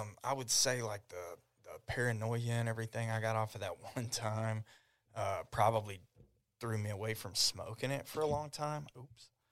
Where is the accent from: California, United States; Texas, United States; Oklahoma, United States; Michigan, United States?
Oklahoma, United States; Ardmore; I grew up in Ardmore